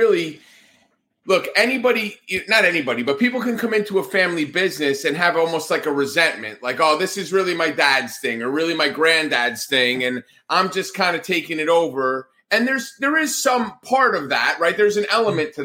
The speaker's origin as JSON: {"language": "English", "region": "Northeast", "country": "United States", "tie": "born or raised there", "moved": "yes", "said": "I grew up in the Northeast"}